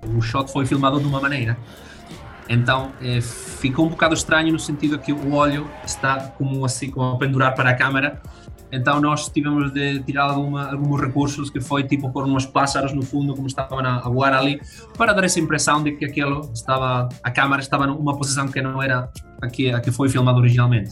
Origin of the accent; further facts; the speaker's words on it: Madrid, Community of Madrid, Spain; Portuguese is a second language; moved away as an adult; now in Braga, Portugal; já sou quase adotado, adotado português morei toda a vida em Madrid, mas bom, ao final uh, mudámos tudo para, para Braga